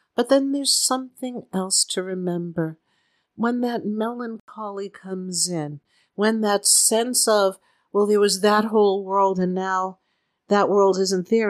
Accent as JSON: {"language": "English", "town": "Boston", "region": "Massachusetts", "country": "United States", "moved": "yes", "lives_now": "Southern California, United States", "said": "seeing as how we're from Boston"}